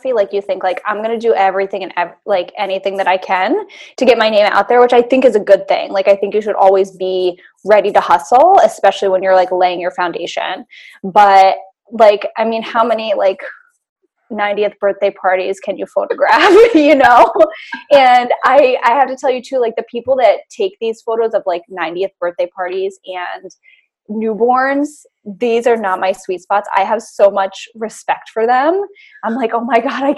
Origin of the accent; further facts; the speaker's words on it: Boston, Massachusetts, United States; moved away as an adult; now in Hudson Valley, United States; I live in the Hudson Valley, New York now, but I grew up in Boston